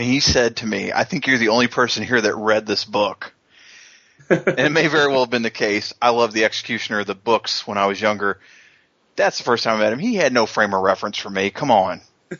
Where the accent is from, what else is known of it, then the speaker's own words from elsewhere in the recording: Louisville, Kentucky, United States; he is actually in a hotel near Louisville, where I grew up outside of Louisville.